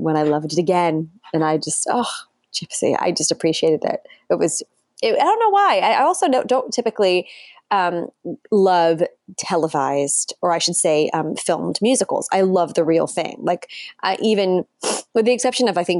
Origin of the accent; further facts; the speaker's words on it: Rockland County, New York, United States; I grew up in Rockland County, New York